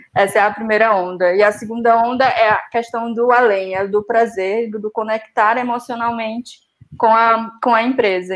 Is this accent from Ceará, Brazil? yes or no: yes; Ceará, Brazil; moved away as an adult; now in Portugal; em Fortaleza, somos do Ceará